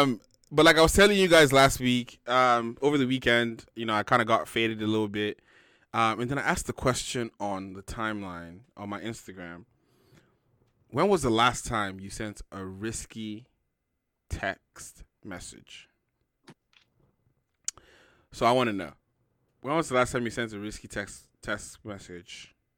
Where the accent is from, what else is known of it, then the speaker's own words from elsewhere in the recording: Lagos, Nigeria; Lalu, just.